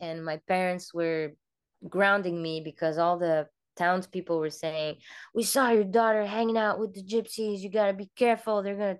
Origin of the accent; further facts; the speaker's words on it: Cameroon; also born or lived in France; I grew up in many different places. Mostly, I was born in France, and then 2 weeks later, we moved to Cameroon, Africa. So my very first memories were over there.